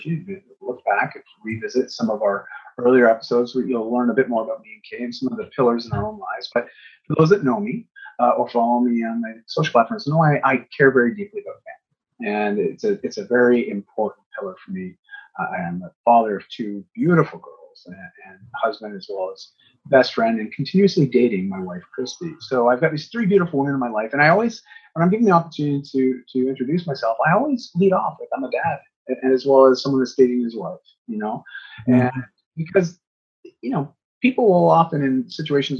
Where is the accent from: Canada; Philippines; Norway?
Canada; I'm from Canada